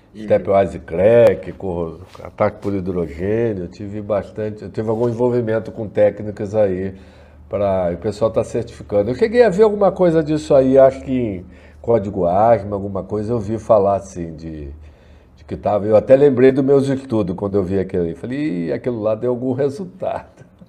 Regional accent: Rio de Janeiro, Brazil; moved away as an adult; now in Niterói, Brazil; Eu sou nascido é, criado no Rio de Janeiro. Hoje eu estou morando em, em, em, Niterói

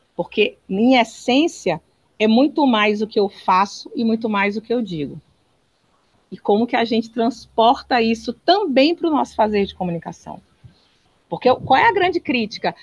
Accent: Northeast Region, Brazil; eu que sou nordestina

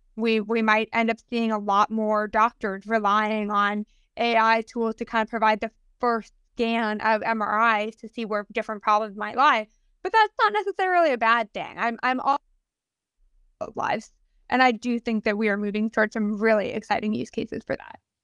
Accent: United States; proud of being American

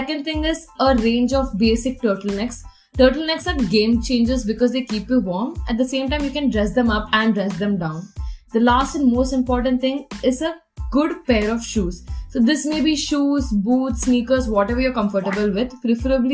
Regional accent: Chennai, Tamil Nadu, India; moved away; I'm from Chennai

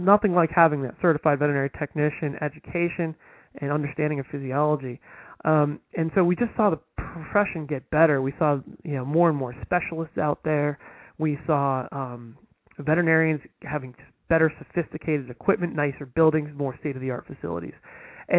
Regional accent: Northeast New Jersey, United States; I'm from Northeast New Jersey

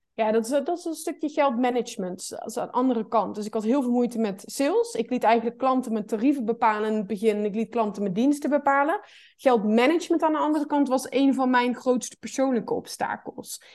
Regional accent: North Brabant, Netherlands; Ik kom uit Brabant

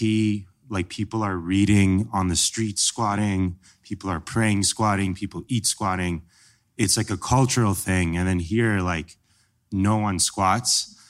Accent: Iran; now in United States; so I'm Middle Eastern. I'm from Iran originally.

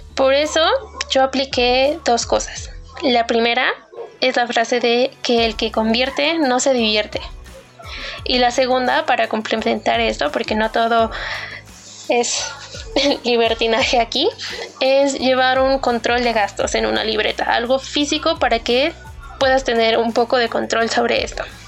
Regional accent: Mexico; de México

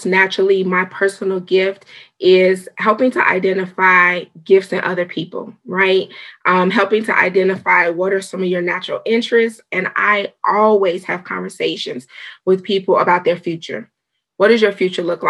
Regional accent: Chicago, Illinois, United States; moved away; I'm from Chicago, Illinois originally

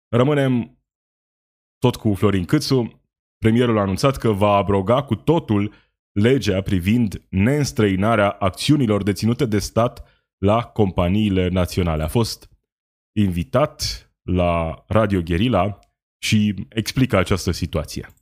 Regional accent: Romania; Sunt români, la fel ca noi toți ceilalți

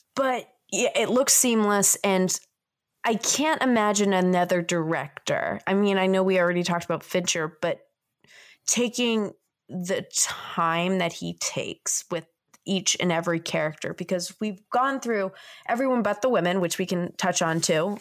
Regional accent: Boston, Massachusetts, United States; I'm from Boston

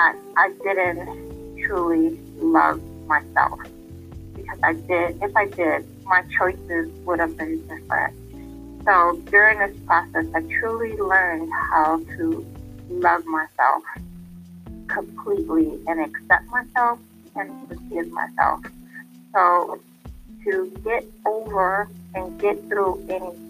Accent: New York City, New York, United States; also born or lived in Bronx; I was raised in Harlem by my father's mother for the first 5 years of my life, and then my father's aunt for the remaining years

